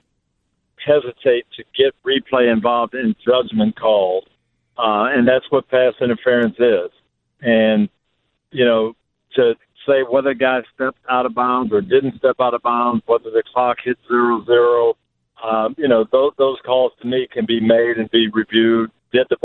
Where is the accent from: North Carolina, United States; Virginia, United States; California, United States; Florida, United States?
Florida, United States; Tampa; here in my hometown of Tampa